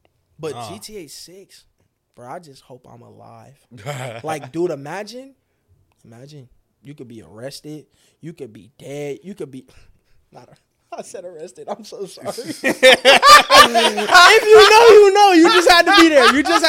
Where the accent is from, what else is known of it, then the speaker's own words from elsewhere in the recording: Detroit, Michigan, United States; I'm from Detroit, Michigan.